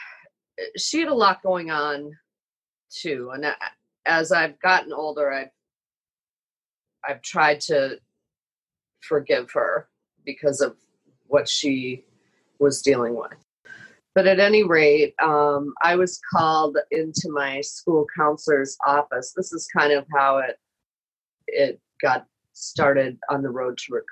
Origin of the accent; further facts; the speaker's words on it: Minneapolis, Minnesota, United States; moved away as an adult; also born or lived in Chicago; I had moved to Chicago to be with my husband. I'm from Minneapolis.